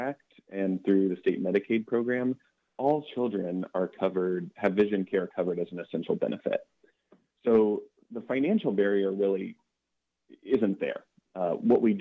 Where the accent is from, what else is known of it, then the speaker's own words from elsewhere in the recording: Athens County, Ohio, United States; being from the area. I grew up in Athens County